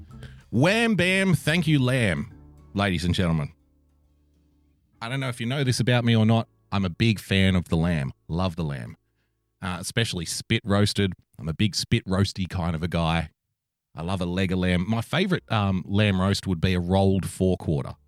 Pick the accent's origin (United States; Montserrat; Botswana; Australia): Australia; I'm an Australian.